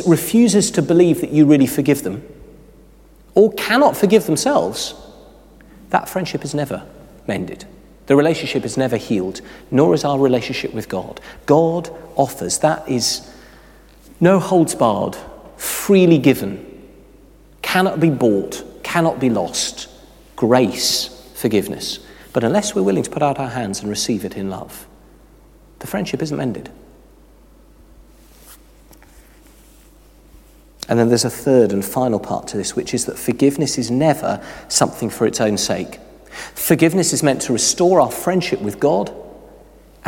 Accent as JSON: {"language": "English", "country": "United Kingdom", "said": "We are very British"}